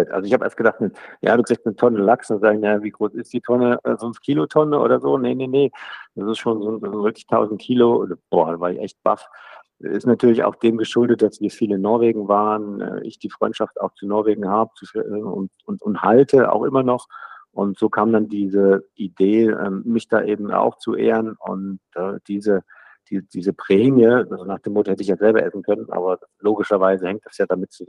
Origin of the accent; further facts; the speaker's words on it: Thuringia, Germany; Ich komme aus Thüringen, Goethe, Schiller, das ist alles in Ordnung